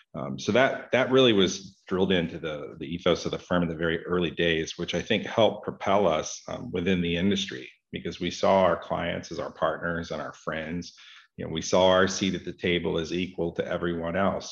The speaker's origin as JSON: {"language": "English", "region": "Florida", "country": "United States", "tie": "born or raised there", "said": "I grew up here in Florida, in the southeastern part of the United States"}